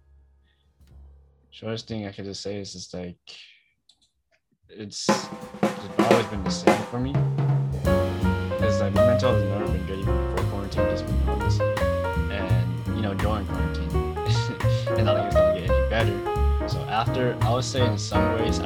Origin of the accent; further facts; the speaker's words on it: Oakland, California, United States; I'm from Oakland.